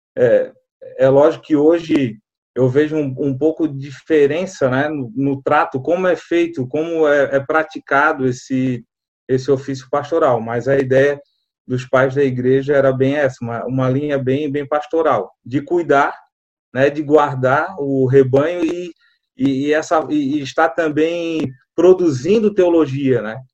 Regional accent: Florianópolis, Santa Catarina, Brazil; eu sou manezinho de Floripa, manezinho da ilha, na verdade, né? Nasci na, na Carmela Dutra

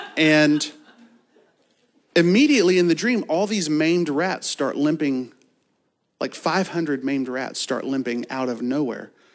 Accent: Kentucky, United States; I'm from Kentucky and have a fourth grade education

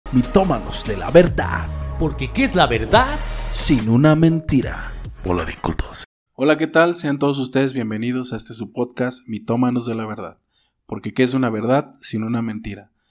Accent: Mexico; nuestro país, nuestro país, este, México, para los que nos escuchan fuera de aquí, somos, somos de México

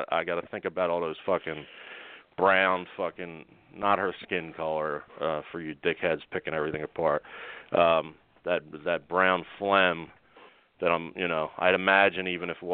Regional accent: Delco, Pennsylvania, United States; accent: Delco; I'm from Delco and I talk Delco

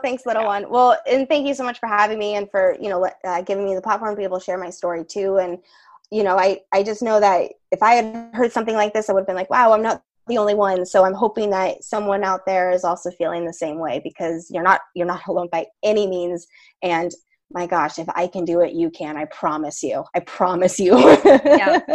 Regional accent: Boulder, Colorado, United States; we're from Boulder, Colorado

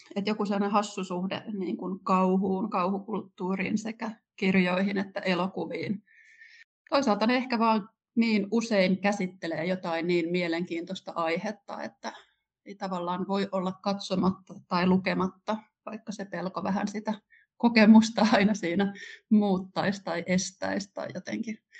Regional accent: Kerava, Uusimaa, Finland; Mä oon syntynyt 79 ja asunut Keravalla nuoruutteni

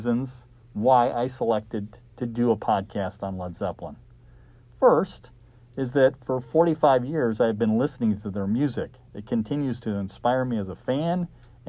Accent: Arlington Heights, Illinois, United States; I'm a local product. I grew up in Arlington Heights and attended Harper College after high school.

